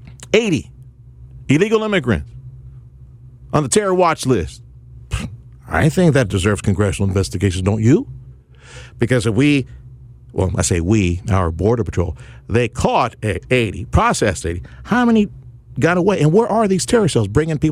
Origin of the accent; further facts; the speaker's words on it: Texas, United States; from South Texas.